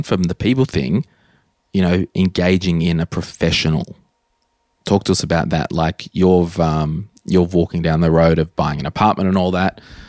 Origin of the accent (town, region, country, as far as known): Townsville, Queensland, Australia; born or raised there